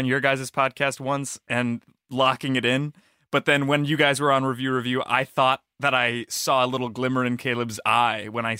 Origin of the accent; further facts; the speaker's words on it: Midwest, United States; I grew up in the Midwest.